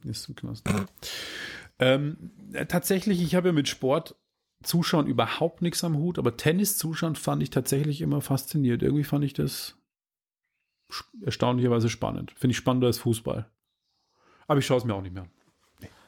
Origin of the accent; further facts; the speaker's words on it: Regensburg, Bavaria, Germany; aus meiner Heimatstadt Rengsburg